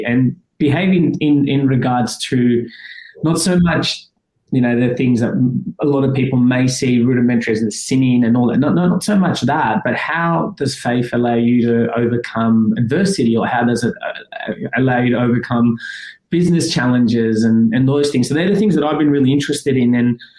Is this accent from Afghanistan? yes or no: yes; Afghanistan; born there; my background, I was born in Afghanistan, but, you know, that's the cultural element.